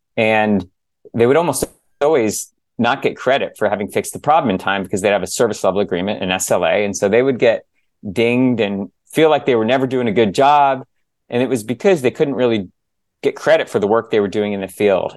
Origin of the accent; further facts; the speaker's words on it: San Diego, California, United States; moved away as an adult; also born or lived in New Jersey / Bay Area; I was born in New Jersey, grew up in San Diego